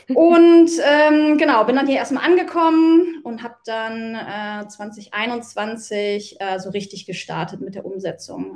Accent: Mönchengladbach, North Rhine-Westphalia, Germany; moved away as an adult; habe mich dann auch entschieden, äh, meine Heimatstadt zu verlassen, meine mhm. Wohnung zu verlassen, meinen Job zu verlassen, meinen Fußballverein zu verlassen nach 17 Jahren

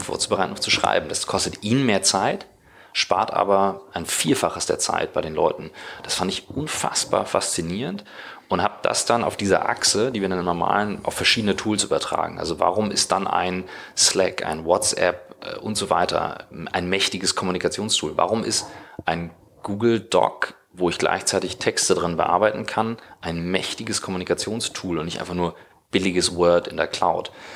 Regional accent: Kiel, Schleswig-Holstein, Germany; moved away as an adult; now in Hamburg, Germany; in Kiel, wo ich herkomme

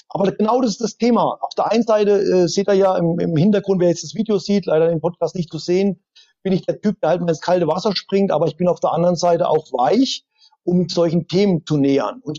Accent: East Germany, Germany; born there; Ich war schon immer so ein, ein Russenfreund, äh, geboren als Ossi, da hat man natürlich deutsch-sowjetische Freundschaft gehabt.

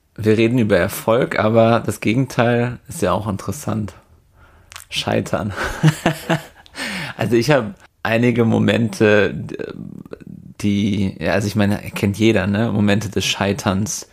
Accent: Werther, North Rhine-Westphalia, Germany; Von Werther Westfalen aus, wo ich herkomme

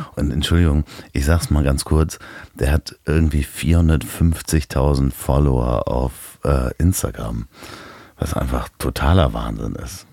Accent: Germany; also born or lived in Hamburg; als äh, Deutscher aufgewachsen in der Schule

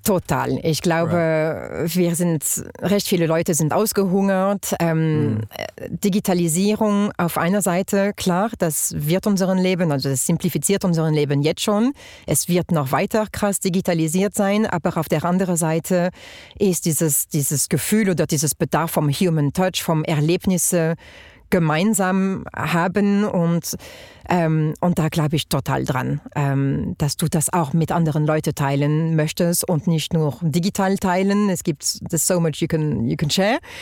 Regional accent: France; accent: French; German is a second language; moved away as an adult; also born or lived in Germany; now in Switzerland; ich bin Französin, wie man hört, ähm, Britin von Mutterseite und seit 14 Jahren in der Schweiz

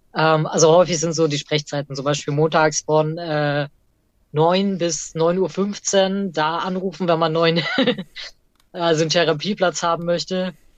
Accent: Erlangen, Bavaria, Germany; ich bin tatsächlich im Universitätsviertel eher groß geworden

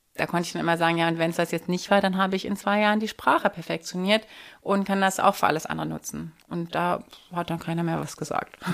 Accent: Hanover, Lower Saxony, Germany; moved away as an adult; also born or lived in France / Vienna, Austria; now in Berlin, Germany; bin ich aber dann natürlich nach Hannover gegangen, in meine Heimat

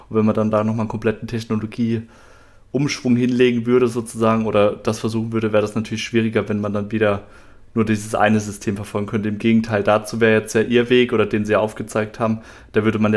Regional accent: Mannheim, Baden-Württemberg, Germany; kannte das jetzt auch bei uns hier in Mannheim oder Mannheimer Umfeld, wo ich herkomme.

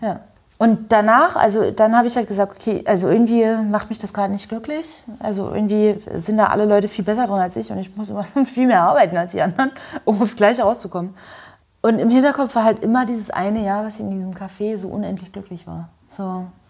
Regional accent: Görlitz, Saxony, Germany; moved away as an adult; now in Berlin, Germany; In Görlitz, in meiner Heimatstadt

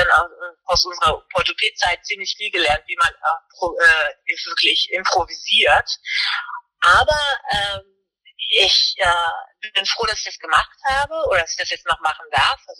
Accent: Germany; ich habe eine deutsche Uniform, also ne, ich bin Deutsche, ich bin deutscher Offizier

